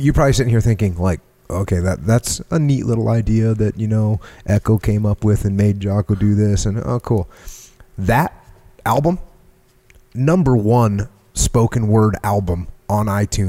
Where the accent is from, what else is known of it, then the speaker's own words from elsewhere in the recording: New England, United States; I'm from New England.